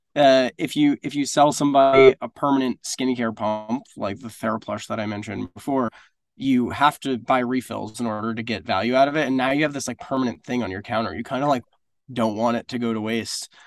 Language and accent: English; Northeast, United States; also born or lived in South Florida; now in New York, United States; I grew up in the Northeast.